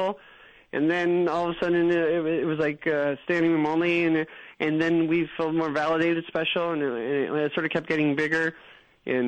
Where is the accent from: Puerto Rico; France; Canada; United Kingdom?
Canada; we're also Canadian